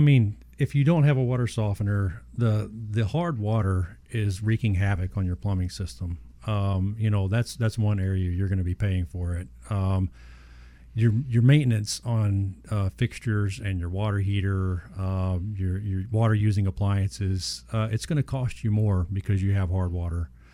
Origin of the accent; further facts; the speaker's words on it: Southeast Texas, United States; when I was younger, growing up in Southeast Texas, we had well water